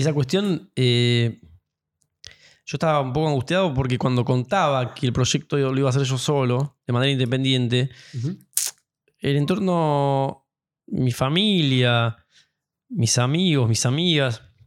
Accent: Buenos Aires, Argentina; siendo argentinos y perteneciendo a nuestra comunidad, eh, en términos de, no sé, nosotros porteños

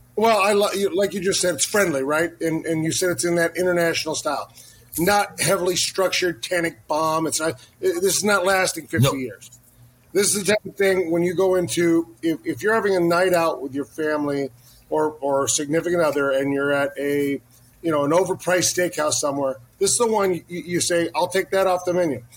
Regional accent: Southern California, United States; I grew up in California as well, Southern California

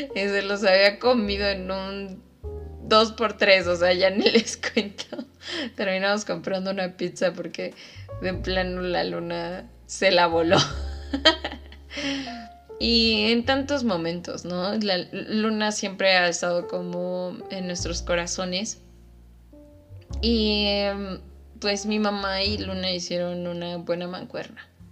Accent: Mexico City, Mexico; moved away; yo soy de la Ciudad de México

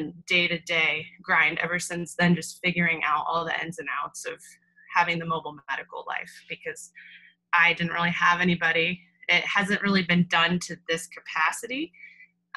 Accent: Tucson, Arizona, United States; also born or lived in Phoenix, Arizona / Prescott, Arizona; I'm originally from Arizona, born and raised, which is pretty rare. Most people are transplants in Arizona. But I was born in Phoenix, grew up mostly in Tucson

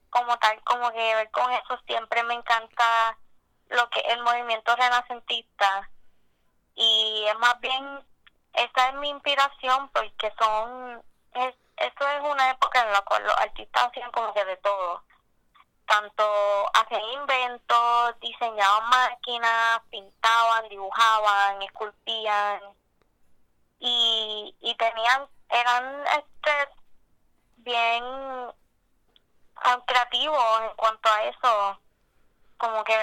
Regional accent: Cabo Rojo, Puerto Rico; este, de Cabo Rojo.

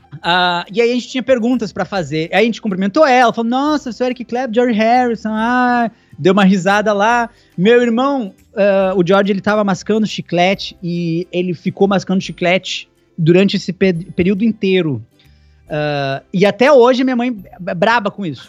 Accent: Brazil; se eu sou de Caxias

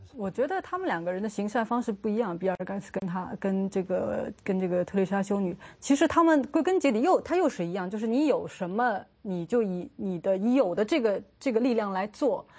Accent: China

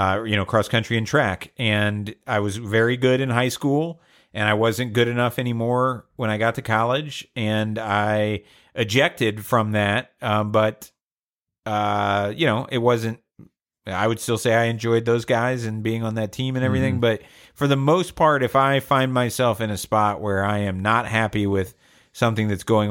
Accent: Georgia, United States; I'm from Georgia.

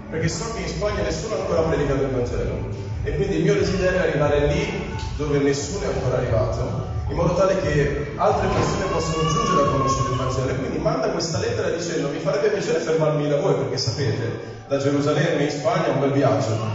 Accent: Parma, Emilia-Romagna, Italy; per chi non mi conosce, ciao … vengo da Parma.

